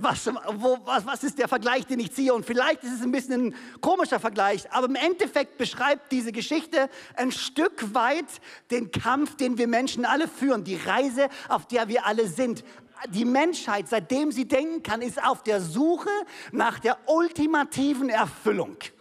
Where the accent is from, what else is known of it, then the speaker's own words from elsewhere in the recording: Konstanz, Baden-Württemberg, Germany; also born or lived in Ludwigsburg; ich bin hier in Konstanz oder Zell groß geworden